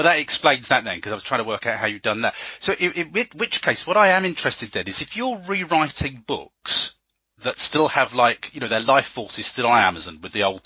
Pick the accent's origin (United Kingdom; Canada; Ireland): United Kingdom; England; an English author